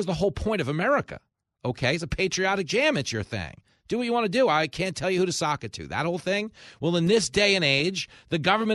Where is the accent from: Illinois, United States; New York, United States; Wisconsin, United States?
New York, United States; Long Island; from Long Island